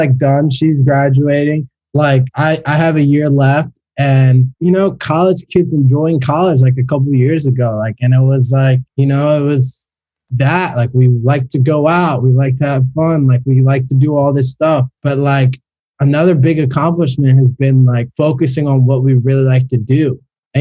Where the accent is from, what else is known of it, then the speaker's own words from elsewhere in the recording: Philadelphia, Pennsylvania, United States; now in South Florida, United States; I grew up in Philly.